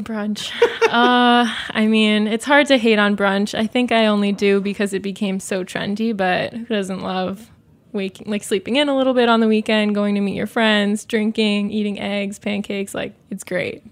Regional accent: Southwest, United States; growing up in the Southwest, we always had avocado, beans, tomatoes

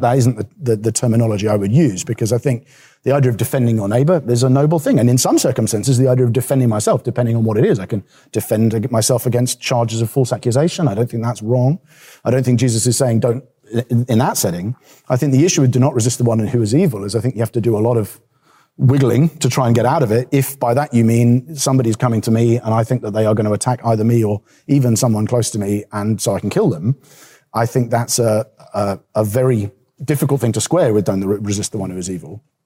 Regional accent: England, United Kingdom; as an English person

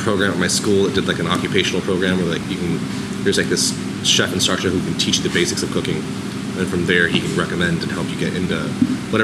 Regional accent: Orange County, California, United States; I grew up in Orange County

